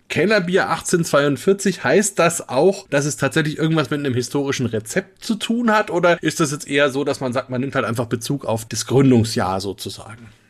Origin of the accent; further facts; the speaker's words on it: Franconia, Germany; ich als Franke